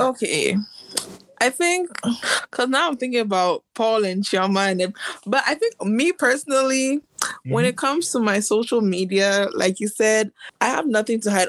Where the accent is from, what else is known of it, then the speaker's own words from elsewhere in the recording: United States; I'm also American by birth